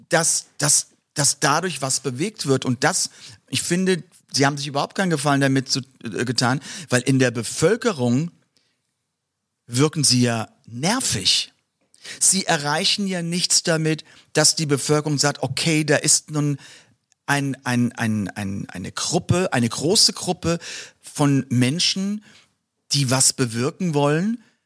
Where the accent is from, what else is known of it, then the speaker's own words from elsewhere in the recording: Mörz, Rhineland-Palatinate, Germany; ist in der Vordereifel. Und ähm, ja, das ist meine Heimat.